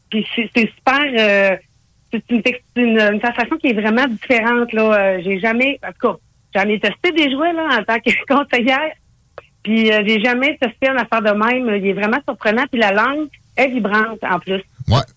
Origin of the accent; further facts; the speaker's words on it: Saguenay, Quebec, Canada; now in Quebec City, Canada; Je suis originaire du Saguenay